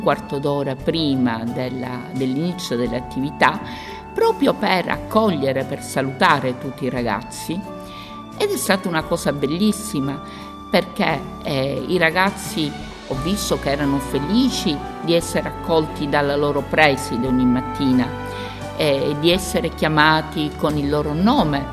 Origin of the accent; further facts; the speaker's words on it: Palermo, Sicily, Italy; vengo dalla Sicilia, da Palermo